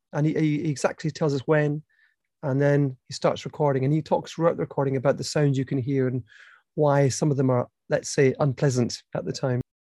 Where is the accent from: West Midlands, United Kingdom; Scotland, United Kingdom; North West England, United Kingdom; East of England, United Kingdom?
Scotland, United Kingdom; Edinburgh; I'm from Edinburgh, which has lots of cobbled streets